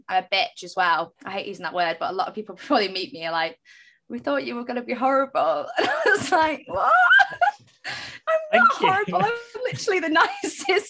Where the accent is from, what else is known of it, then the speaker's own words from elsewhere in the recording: Manchester, North West England, United Kingdom; I am from Manchester. I have this accent.